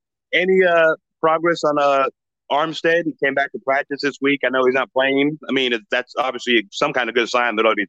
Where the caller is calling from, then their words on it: Santa Rosa, California, United States; I'm calling from Santa Rosa, actually.